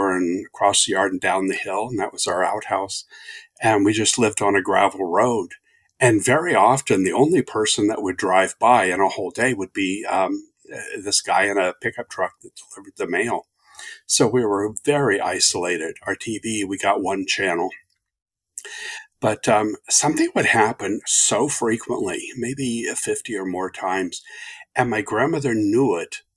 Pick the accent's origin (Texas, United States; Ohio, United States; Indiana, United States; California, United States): Ohio, United States; Southern; now in Phoenix, United States; I'm from Southern Ohio originally